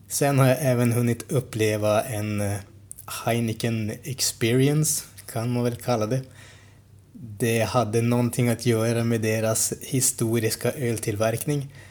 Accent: Sweden

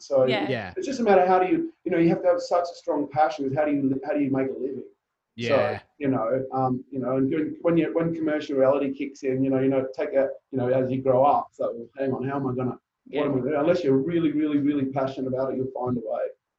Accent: Papua New Guinea; also born or lived in Zambia; And I think that also came from my background growing up in Papua New Guinea and Zambia and having to change school, going to boarding school, multiple boarding schools.

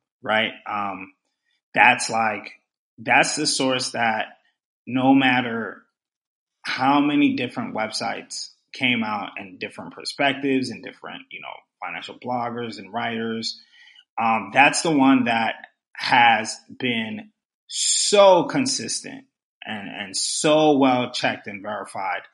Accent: New York City, New York, United States; also born or lived in Pennsylvania; I was born and raised in Brooklyn.

